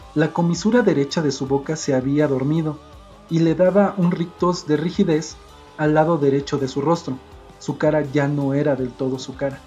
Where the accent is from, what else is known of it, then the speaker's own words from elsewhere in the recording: Mexico; como yo soy de México